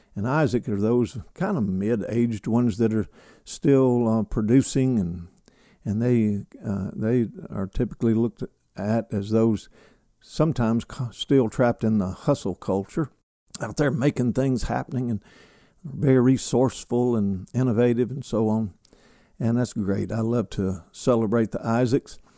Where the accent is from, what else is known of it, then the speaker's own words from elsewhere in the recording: Kentucky, United States; now in Alabama, United States; my home state, which is Kentucky. I'm a, I'm a son of Kentucky, a son of the South